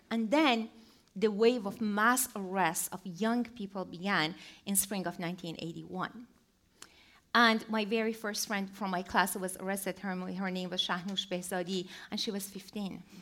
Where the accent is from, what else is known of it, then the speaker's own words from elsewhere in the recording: Tehran, Tehran Province, Iran; um, I was born in 1965 in Tehran, Iran.